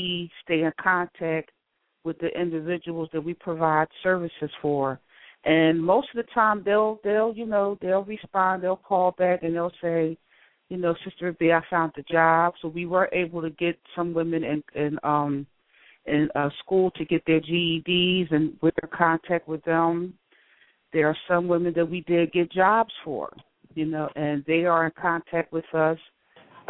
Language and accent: English; Philadelphia, Pennsylvania, United States; I grew up in Philadelphia